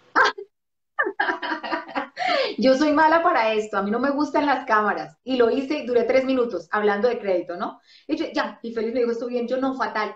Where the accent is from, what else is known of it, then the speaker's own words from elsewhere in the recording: Bogotá, Colombia; yo soy de Bogotá y es muy frío